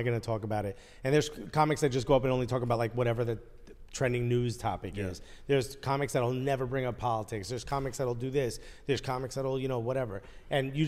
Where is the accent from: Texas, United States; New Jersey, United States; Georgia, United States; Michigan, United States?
New Jersey, United States; Newark; I'm born and raised in Newark